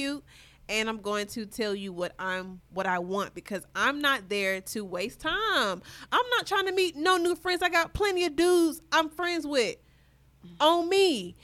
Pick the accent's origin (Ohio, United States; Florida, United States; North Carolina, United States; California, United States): North Carolina, United States; Charlotte; I'm from Charlotte.